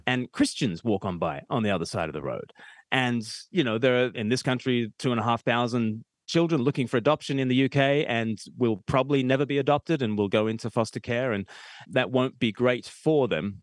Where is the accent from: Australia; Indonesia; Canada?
Australia; I'm Australian